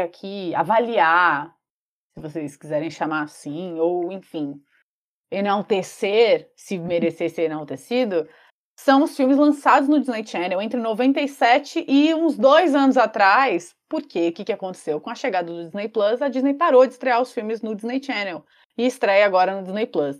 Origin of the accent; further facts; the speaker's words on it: São Paulo, Brazil; a gente é de São Paulo, é, Zona Sul.